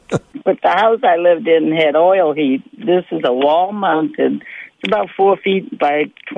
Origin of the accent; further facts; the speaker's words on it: New Orleans, Louisiana, United States; now in Alaska, United States; I'm from New Orleans originally